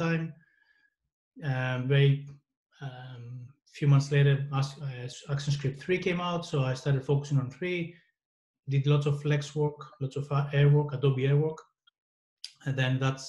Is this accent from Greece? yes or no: yes; Greece; now in United Kingdom; I'm from Greece. I live in UK now